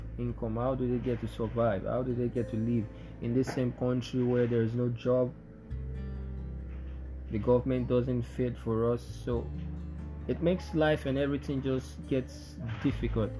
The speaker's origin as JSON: {"language": "English", "country": "Nigeria", "said": "me being a Nigerian"}